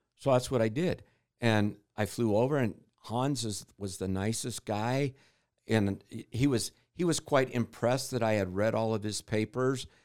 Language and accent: English; Utah, United States; I grew up in Utah